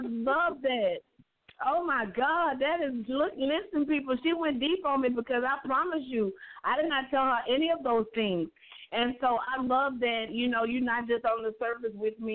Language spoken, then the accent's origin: English; Louisiana, United States; moved away; had actually moved back to my hometown in Louisiana